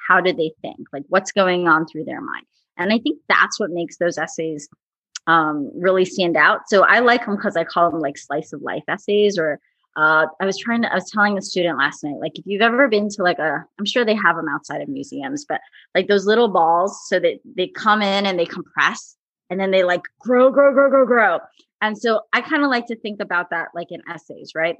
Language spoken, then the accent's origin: English; New Jersey, United States; I'm from New Jersey, so we're big on diners